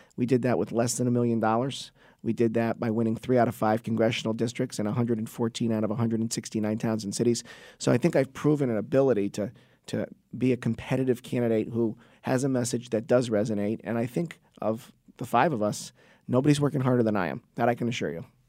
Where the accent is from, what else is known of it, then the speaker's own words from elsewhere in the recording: Trumbull, Connecticut, United States; my hometown of Trumbull, Connecticut.